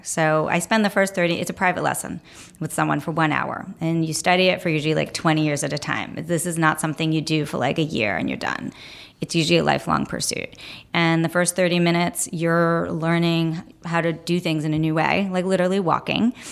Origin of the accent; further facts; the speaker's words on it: New York City, New York, United States; I grew up here. I grew up in Brooklyn